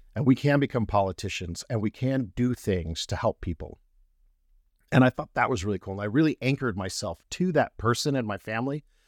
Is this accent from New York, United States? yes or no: no; Colorado, United States; I'm not native to Colorado, but spent the really good formative years there